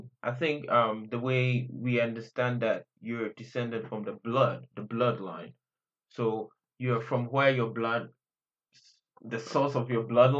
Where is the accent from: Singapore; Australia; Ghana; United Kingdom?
Ghana; Accra, Greater Accra; moved away as an adult; also born or lived in Korea; My parents moved to the capital. They had me there, and I've been there since I was born.